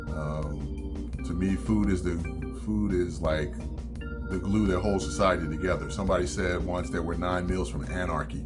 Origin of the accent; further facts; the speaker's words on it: Philadelphia, Pennsylvania, United States; moved away as an adult; now in Atlanta, United States; I was born and raised in Philadelphia, lived there